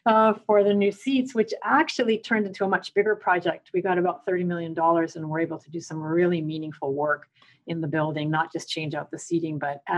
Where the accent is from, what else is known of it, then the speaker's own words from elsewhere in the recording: Canada; now in United States; So I have still a Canadian citizenship because Canada always recognizes you as Canadian, even though the US doesn't.